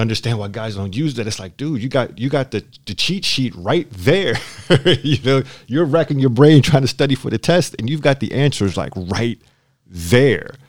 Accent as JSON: {"language": "English", "town": "Philadelphia", "region": "Pennsylvania", "country": "United States", "moved": "yes", "lives_now": "San Diego, United States", "said": "I'm from Philadelphia."}